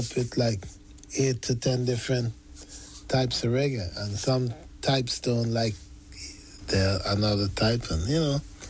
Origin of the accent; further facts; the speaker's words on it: Georgetown, Demerara-Mahaica, Guyana; I was born in Georgetown, Guyana, on the north side of South America.